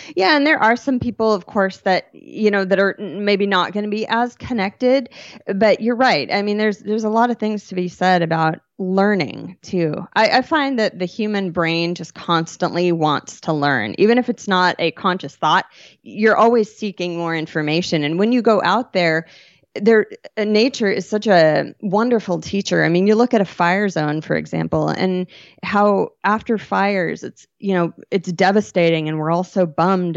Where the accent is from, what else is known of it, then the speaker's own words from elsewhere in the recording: Western Washington, United States; also born or lived in Bellingham, Washington / San Juan Islands, Washington / Marysville, Washington / Seattle, Washington; I grew up in Western Washington